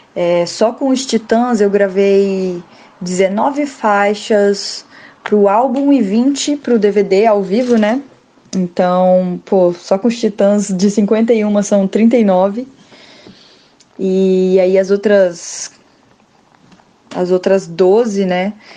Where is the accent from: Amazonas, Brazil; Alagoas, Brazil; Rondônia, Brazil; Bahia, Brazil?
Rondônia, Brazil; eu sou de Rondônia